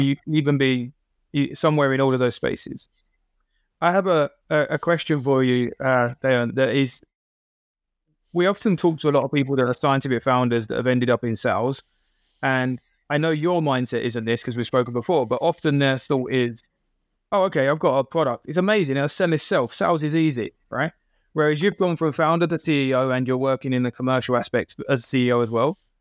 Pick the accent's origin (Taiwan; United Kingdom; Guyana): United Kingdom; being a British person